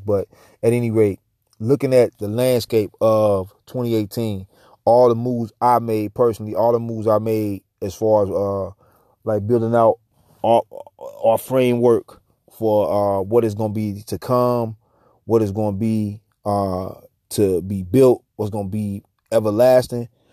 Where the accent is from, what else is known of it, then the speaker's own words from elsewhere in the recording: St. Louis, Missouri, United States; my hometown, Saint Louis